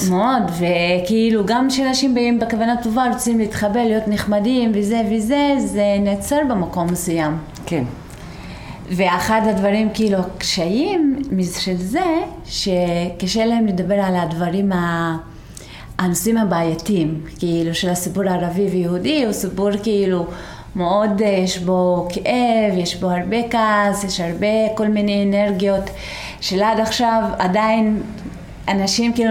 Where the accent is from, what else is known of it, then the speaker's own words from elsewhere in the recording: Israel; Hebrew is a second language; also born or lived in Beersheba; now in Tel Aviv, Israel; אני אה, מגזל העלבי. אה, אני גרה בתל אביב אה, כמה שנים, לפני זה גרתי הרבה שנים בבאר שבע, לפני זה הייתי אה, בכפר.